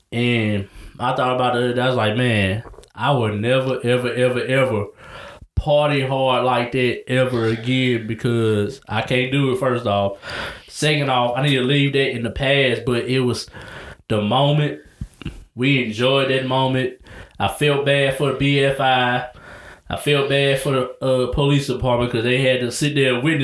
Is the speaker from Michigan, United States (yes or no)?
no; Arkansas, United States; I'm from Arkansas.